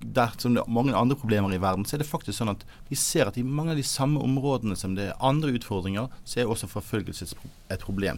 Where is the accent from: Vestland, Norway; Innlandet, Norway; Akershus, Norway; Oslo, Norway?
Vestland, Norway; Bergen; jeg er en glad gutt fra Arna, rett øst for Bergen